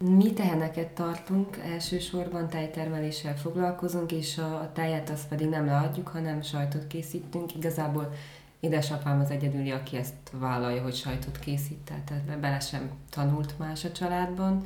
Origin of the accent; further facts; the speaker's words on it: Gyergyóújfalu, Harghita County, Romania; Erdélyben egy viszonylag nagy településben egy új falu, igazából egy község